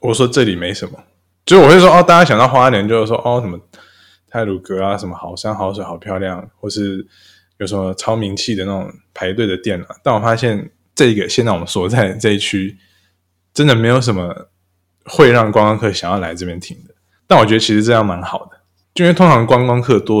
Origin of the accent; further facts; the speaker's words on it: Saudi Arabia; now in Taiwan; 我是在沙烏地阿拉伯出生长大，所以我不太确定我要说我回到台湾还是我来到台湾